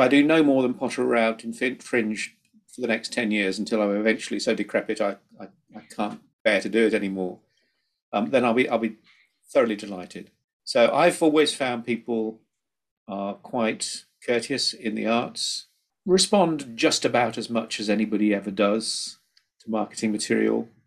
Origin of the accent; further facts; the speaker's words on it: Midlands, United Kingdom; I come from the Midlands myself